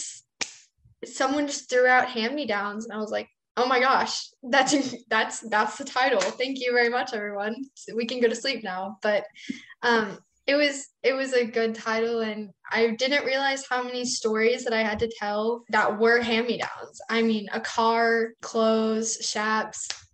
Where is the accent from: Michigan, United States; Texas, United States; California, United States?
Texas, United States; West; Growing up in West Texas